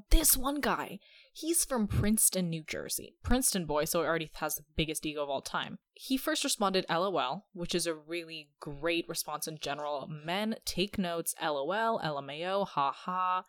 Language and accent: English; United Kingdom; I'm actually British, by the way, even though I study at college.